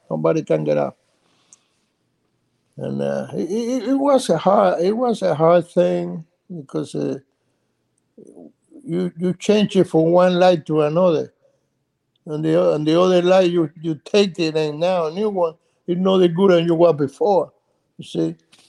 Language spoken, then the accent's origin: English; Cuba; English is a second language; Before it was good, you know, and then when the revolution coming, everything changed.